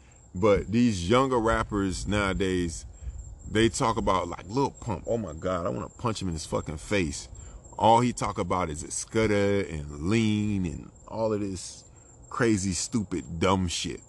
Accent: Florida, United States; I'm from Florida. One of the albums I grew up on was Port of Miami.

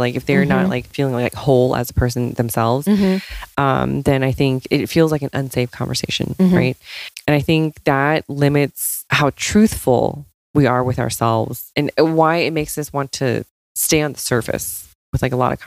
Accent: United States; Asian American people

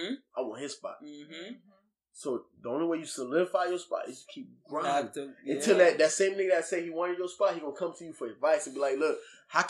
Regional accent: Florida, United States; now in Virginia, United States; Look, I'm a nigga from Florida. You know what I'm saying? Yeah. I'm not even from VA, but I'm one of niggas in VA.

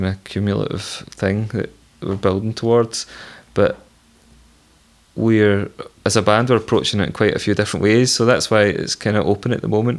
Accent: Hatton Rig Road, Lanarkshire, Scotland, United Kingdom; I was born on the Hatton Rig Road, and that's where I'm from

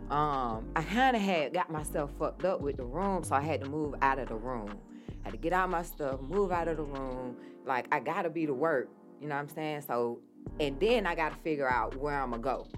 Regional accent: Atlanta, Georgia, United States; I am from Atlanta originally, West Side

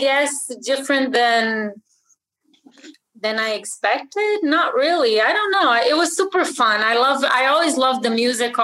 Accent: Brazil; moved away; I was born and raised in Brazil

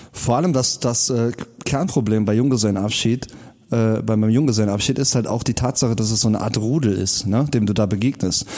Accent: Rhineland, Germany; born or raised there

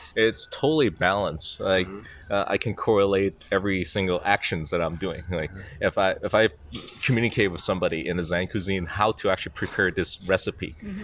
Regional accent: Macau; now in Shanghai, China; I was born in Macau. Now I'm actually living in Shanghai.

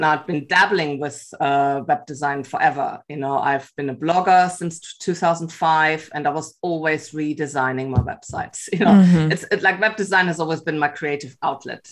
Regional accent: Cologne, North Rhine-Westphalia, Germany; English is a second language; moved away as an adult; also born or lived in Vancouver, Canada; now in Bellingham, United States; I'm originally, as you can tell by my accent, from Germany, from Cologne in Germany

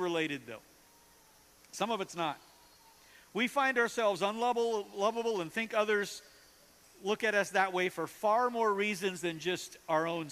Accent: North Dakota, United States; now in Kansas City, United States; I grew up in North Dakota

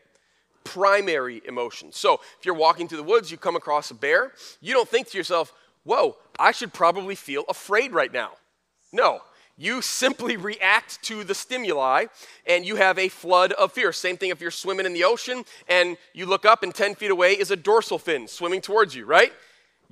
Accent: Flint, Michigan, United States; When we were growing up in Flint

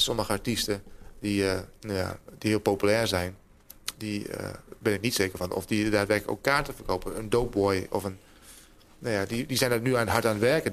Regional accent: Hoogezand, Groningen, Netherlands; moved away as an adult; now in Groningen, Netherlands; toen ik in Hoge Zand woonde

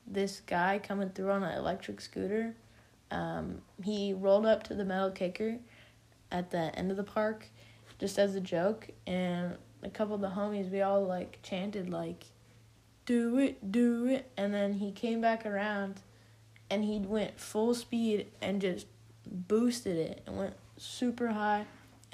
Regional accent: San Francisco, California, United States; I'm 14 and I'm from San Francisco

